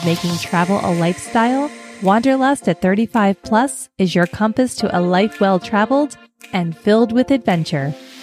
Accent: Philadelphia, Pennsylvania, United States; I grew up in Philly, which automatically makes me a huge Philadelphia Eagles fan.

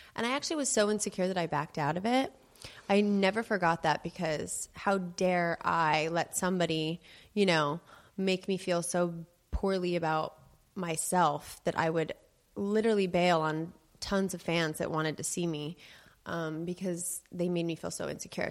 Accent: Los Angeles, California, United States; I grew up in the Des Moines pizza family, and in Los Angeles, that's a very well-known pizza, pizza place

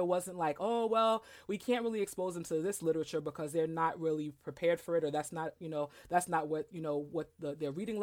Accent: New York City, New York, United States; I am originally from Brooklyn, New York, and I went to elementary school at this, you know, the community school

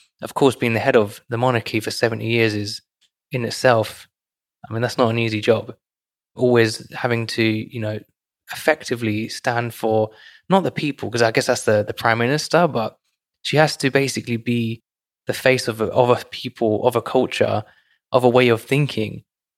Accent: United Kingdom; for us, right, in the UK

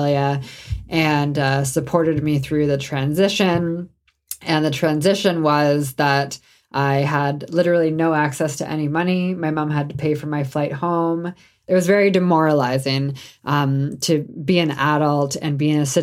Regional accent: Canada; I'm Canadian

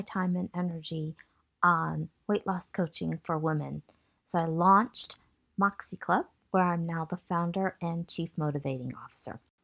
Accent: Michigan, United States; moved away as an adult; also born or lived in Massachusetts / San Francisco Bay Area; I was born in Massachusetts, and I grew up in Michigan

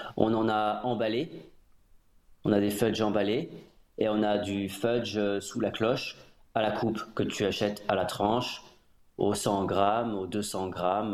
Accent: Midlands, United Kingdom; French is a second language; now in France; chez nous, dans les, dans les Midlands

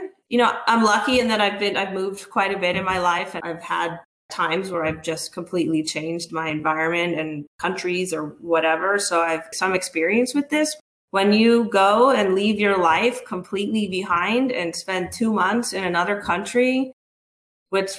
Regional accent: Southern California, United States; I'm from SoCal

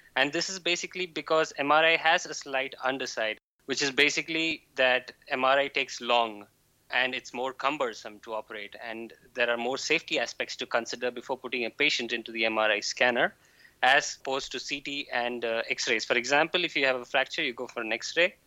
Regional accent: India; now in Jülich, Germany; I'm from India.

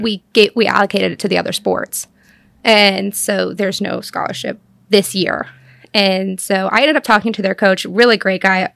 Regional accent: Cashiers, North Carolina, United States; I grew up in Cashers, North Carolina

